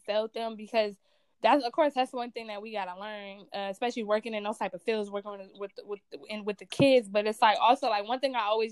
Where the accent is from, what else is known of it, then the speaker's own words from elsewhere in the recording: Compton, California, United States; I'm from Compton. So I let it be known, like, I'm from Compton. I grew up in the foster system